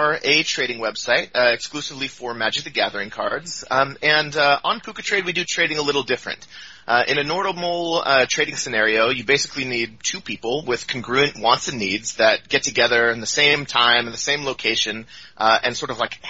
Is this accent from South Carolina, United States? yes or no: no; Seattle, Washington, United States; moved away as an adult; now in Oakland, United States; I lived in Seattle. That's kind of where I grew up. Ever since, elementary school, lived up there in the Pacific Northwest